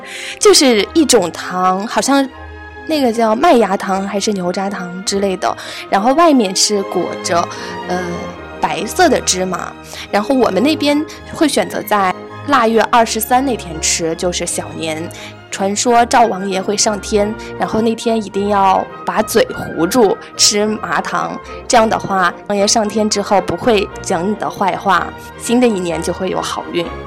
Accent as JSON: {"language": "Chinese", "region": "Shandong", "country": "China", "tie": "born or raised there", "said": "在我们的老家山东那边"}